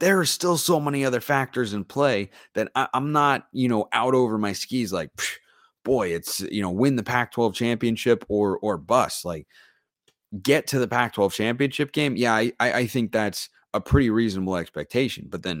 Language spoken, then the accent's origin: English; United Kingdom; now in Canada; you thought it unusual to be a committed Canadian Duck fan. Well, it gets more out there, as I'm also a British expat and former college football player and coach also.